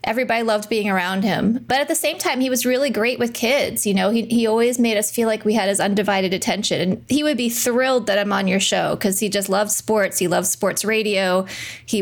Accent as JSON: {"language": "English", "town": "Wilmington", "region": "Delaware", "country": "United States", "tie": "born or raised there", "said": "We were growing up in Wilmington, Delaware"}